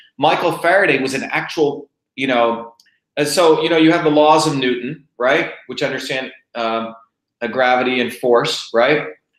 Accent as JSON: {"language": "English", "country": "India", "tie": "born or raised there", "moved": "yes", "said": "a guy who was an untouchable, you know, growing up in India, my parents meeting, my coming here"}